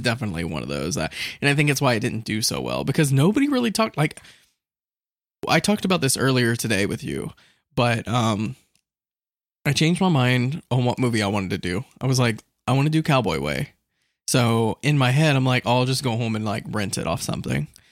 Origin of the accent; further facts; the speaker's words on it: Central Florida, United States; I'm from Central Florida